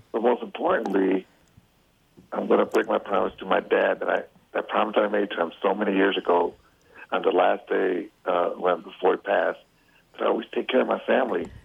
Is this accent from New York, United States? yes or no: no; Chicago, Illinois, United States; I'm from Chicago